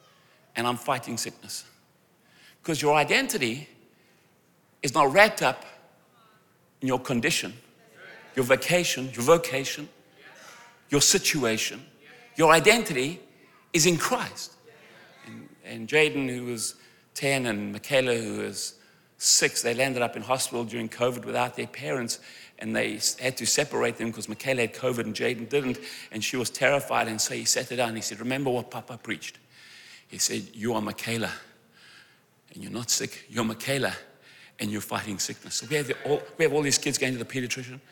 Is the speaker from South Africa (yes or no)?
yes; South Africa; I'm from South Africa